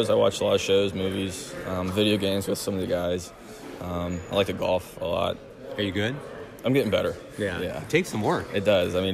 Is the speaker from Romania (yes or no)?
no; Cincinnati, Ohio, United States; growing up there, I used to go down to the games.